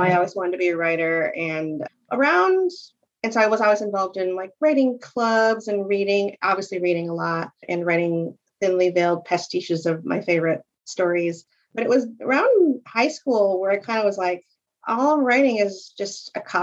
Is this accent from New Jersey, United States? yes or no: no; New Hartford, New York, United States; I grew up in New Hartford, which is a suburb of Utica